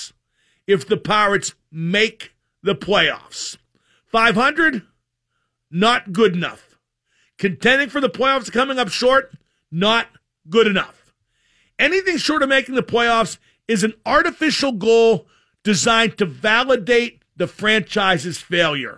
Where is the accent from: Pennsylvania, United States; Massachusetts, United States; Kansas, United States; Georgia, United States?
Pennsylvania, United States; Pittsburgh; I'm from Pittsburgh too